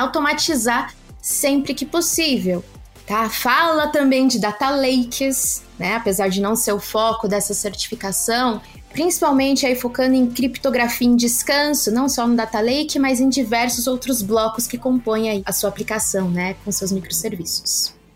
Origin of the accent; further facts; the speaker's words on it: Brazil; nós somos brasileiros, não nascemos falando inglês